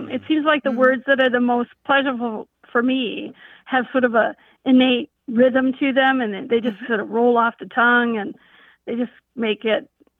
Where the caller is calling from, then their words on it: Bismarck, North Dakota, United States; I'm from Bismarck, North Dakota.